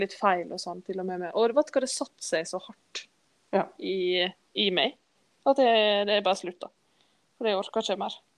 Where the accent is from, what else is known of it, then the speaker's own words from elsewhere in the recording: Skodje, Møre og Romsdal, Norway; Jeg vokste opp på Skodje, Skøye, som vi sier